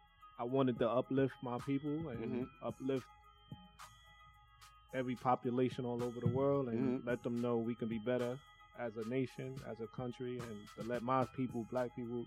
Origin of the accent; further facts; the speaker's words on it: New York City, New York, United States; I'm from Brooklyn, Bed-Stuy.